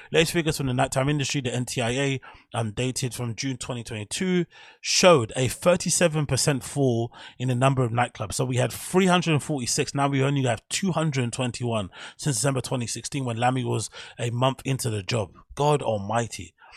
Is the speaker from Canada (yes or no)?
no; London, United Kingdom; my hometown, London